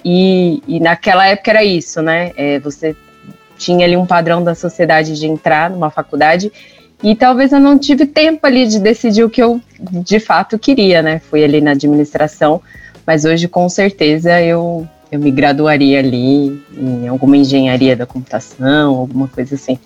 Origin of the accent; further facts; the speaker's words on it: São Paulo, Brazil; Isso, sou de São Paulo. Paulistana